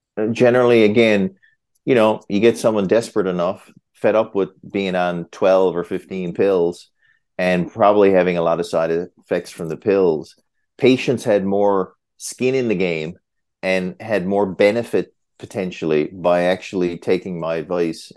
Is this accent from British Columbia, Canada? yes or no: no; Newfoundland and Labrador, Canada; moved away as an adult; also born or lived in Hamilton, Ontario; now in Muskoka, Canada; I'm a Newfoundlander